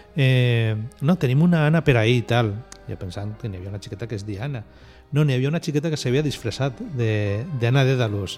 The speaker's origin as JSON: {"language": "Catalan", "region": "Valencian Community", "country": "Spain", "said": "som els valencians"}